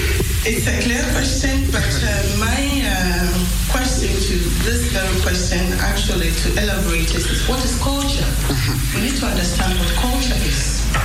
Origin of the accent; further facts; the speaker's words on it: Ghana; also born or lived in Netherlands; I'm a Ghanaian, and I did my schooling in the Netherlands, so I'm constituting two cultures.